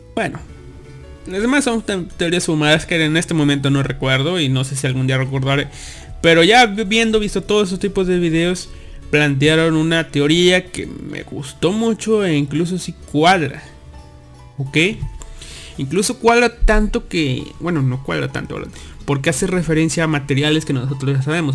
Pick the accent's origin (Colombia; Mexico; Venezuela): Mexico; somos de México